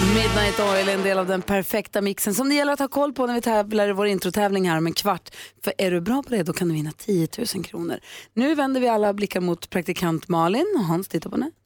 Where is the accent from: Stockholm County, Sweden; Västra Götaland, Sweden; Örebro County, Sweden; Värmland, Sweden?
Värmland, Sweden; now in Järpen, Sweden; jag är inflyttad. Jag kommer egentligen från Värmland.